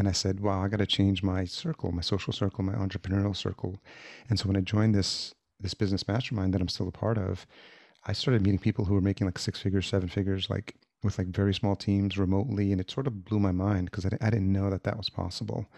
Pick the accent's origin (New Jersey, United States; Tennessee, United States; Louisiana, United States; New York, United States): New York, United States; Yonkers; moved away as an adult; also born or lived in El Salvador / Atlanta / Los Angeles; now in Minneapolis, United States; I was born in El Salvador, and my parents brought me here when I was, uh, less than a year old, and I grew up in Yonkers, New York